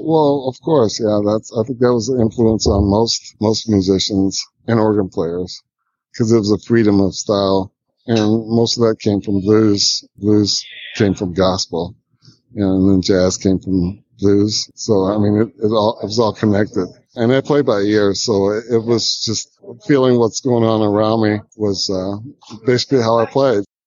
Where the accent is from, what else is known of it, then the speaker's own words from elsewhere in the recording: Toledo, Ohio, United States; also born or lived in Vancouver / New York; now in Atlanta, United States; Toledo, Ohio, my hometown